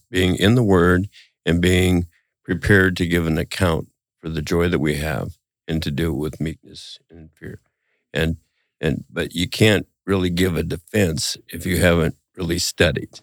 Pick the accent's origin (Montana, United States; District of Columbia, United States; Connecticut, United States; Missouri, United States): Montana, United States; growing up in Montana